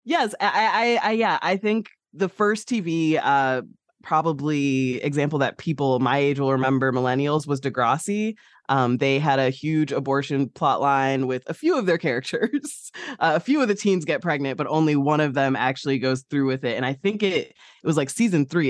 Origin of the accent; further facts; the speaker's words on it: Midwest, United States; I'm from the Midwest.